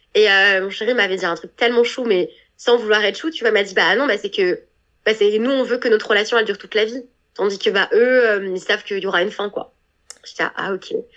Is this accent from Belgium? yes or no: no; France; moved away; moi en tant que Française